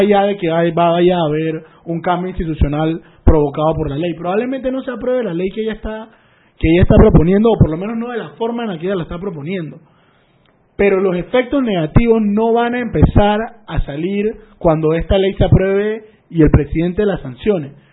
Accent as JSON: {"language": "Spanish", "country": "Panama", "said": "muchos panameños somos panameños"}